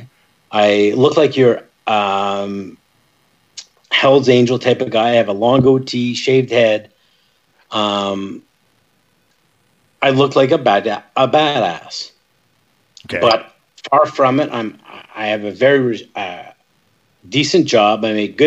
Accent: Northern Ontario, Canada; I'm from Ontario, Northern Ontario

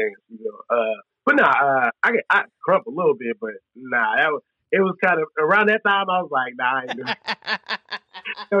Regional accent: San Francisco, California, United States; Born and raised

